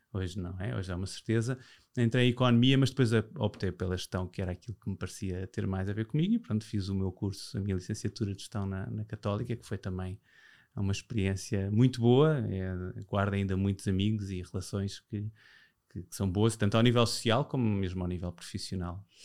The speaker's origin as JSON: {"language": "Portuguese", "country": "Portugal", "tie": "born or raised there", "said": "eu já nasci em Portugal"}